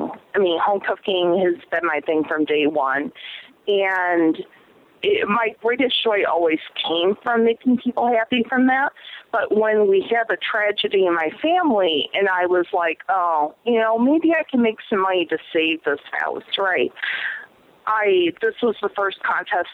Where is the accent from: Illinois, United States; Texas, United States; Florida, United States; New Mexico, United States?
Illinois, United States; Chicago; moved away as an adult; now in New York, United States; I'm actually originally from Chicago